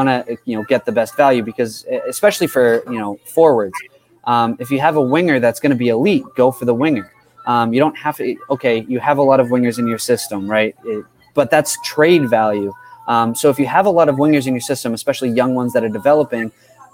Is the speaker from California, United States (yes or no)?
no; Massachusetts, United States; I'm from Massachusetts